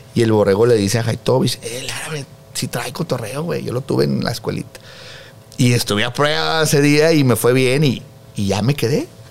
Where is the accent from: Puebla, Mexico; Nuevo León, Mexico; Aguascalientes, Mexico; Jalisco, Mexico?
Nuevo León, Mexico; Monterrey; moved away as an adult; now in Mexico City, Mexico; yo soy de Monterrey, señores. Y ando en México